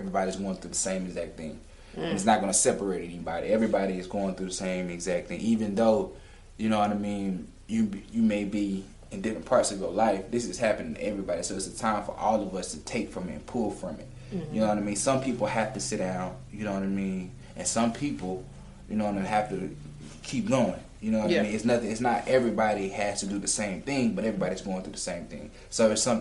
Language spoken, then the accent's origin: English; Atlanta, Georgia, United States; I'm from Atlanta